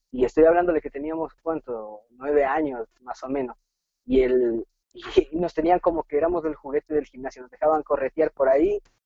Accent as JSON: {"language": "Spanish", "town": "Ibarra", "region": "Imbabura", "country": "Ecuador", "tie": "born or raised there", "said": "Llegamos a la ciudad de Ibarra, donde resido"}